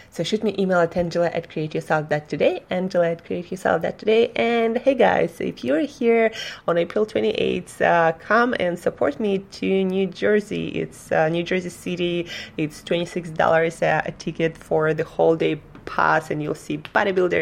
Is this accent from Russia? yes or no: yes; Russia; now in United States; I'm from Russia